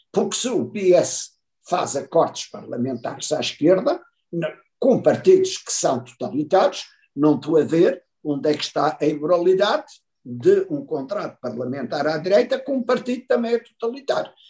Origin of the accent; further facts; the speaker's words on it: Portugal; nós que queremos ser portugueses